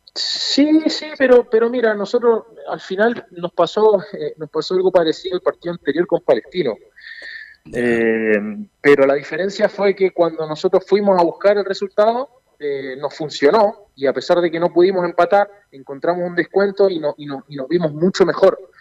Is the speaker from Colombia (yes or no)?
no; Chile; also born or lived in Argentina; yo nací en Argentina, eh, mis padres son argentinos también, y yo a los cinco años me vine acá a Chile, así que hice toda, mi vida en Chile